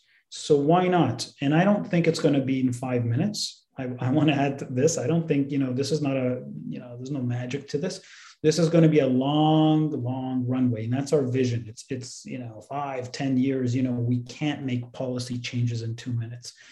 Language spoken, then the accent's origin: English; Canada; as Canadians